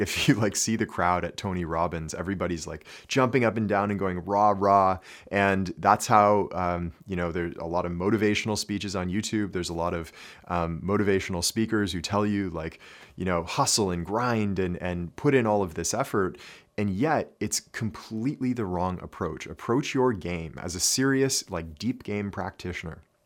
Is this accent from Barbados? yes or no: no; Canada; growing up in Canada, we studied French.